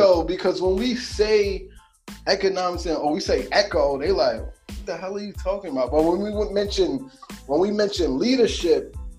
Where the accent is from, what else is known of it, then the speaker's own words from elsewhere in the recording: New York City, New York, United States; And I'm from Harlem, man. I'm a Harlem native, born and raised. I would give you, I'm going to give you my age, 28. Pretty much, I grew up in the era of the fitted caps